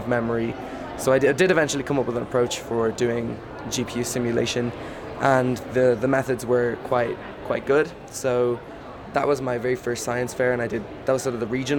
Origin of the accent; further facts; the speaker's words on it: Ireland; I'm from Ireland